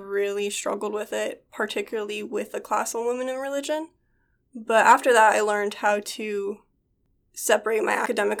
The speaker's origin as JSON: {"language": "English", "region": "the Bible Belt", "country": "United States", "tie": "born or raised there", "said": "So I grew up in a evangelical Christian military family, and we spent most of my childhood in various states within the Bible Belt."}